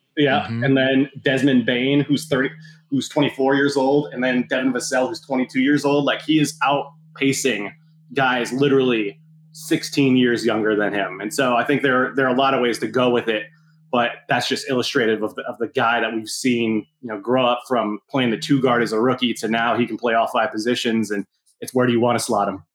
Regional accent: Southern California, United States; Growing up in Southern California

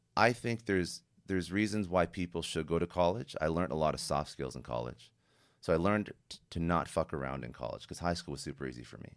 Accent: Canada; I'm Canadian

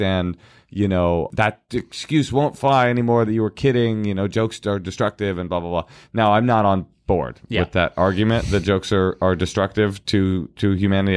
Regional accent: Oakland, California, United States; I am the kid that was raised in Oakland in Oakland public schools.

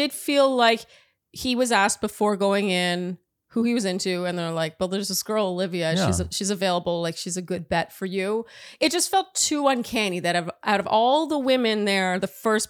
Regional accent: Ottawa, Ontario, Canada; now in United States; When I first moved to the States, I was not expecting to say I'm from Ottawa and have so many people blink at me like they'd never heard of it.

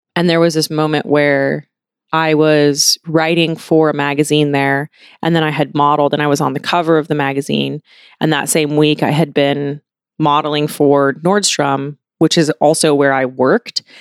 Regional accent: Washington, United States; I grew up in Washington State. I grew up on a farm, mostly in Washington State

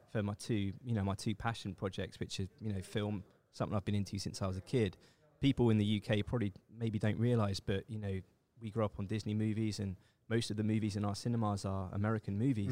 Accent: England, United Kingdom; moved away as an adult; also born or lived in Seoul, South Korea; I grew up in England, and I, I left England when I was twenty-nine years old for South Korea

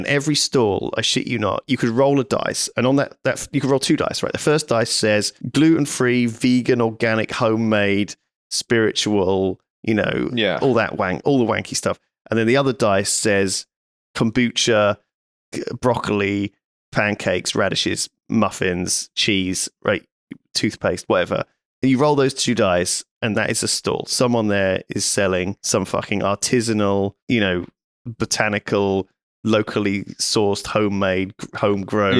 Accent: Bristol, South West England, United Kingdom; I'm from Bristol

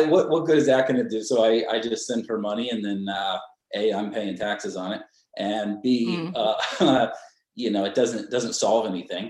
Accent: Tampa, Florida, United States; moved away as an adult; also born or lived in Philadelphia area; now in Philadelphia, United States; I'm from Tampa, Florida originally. And so I moved up to Philly area

